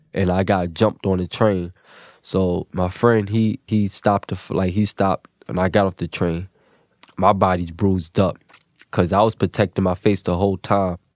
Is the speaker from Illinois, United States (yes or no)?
no; New York City, New York, United States; I'm from Williamsburg, Brooklyn, and I'm 24 years old